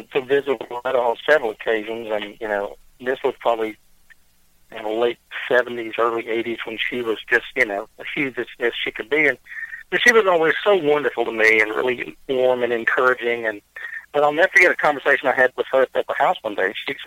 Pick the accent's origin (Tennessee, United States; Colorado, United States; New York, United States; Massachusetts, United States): Tennessee, United States; Waverly; born and raised out here